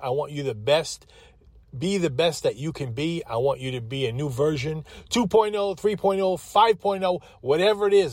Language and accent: English; Holbrook, New York, United States; moved away as an adult; also born or lived in Greensboro, North Carolina; now in Winston-Salem, United States; I came from Long Island. Holbrook, Holbrook, Long Island